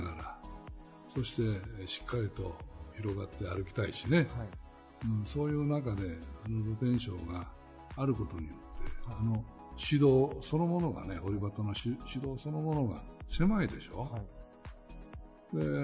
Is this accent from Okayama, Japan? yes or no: yes; Kurashiki, Okayama, Japan; 倉敷っていうのは不思議な街なんだよねでそういう倉敷にその我々が育って